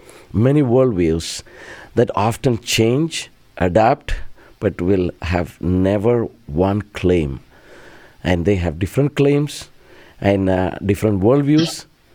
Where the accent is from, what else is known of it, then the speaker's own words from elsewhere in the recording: Kerala, India; You come to Kerala, where my home state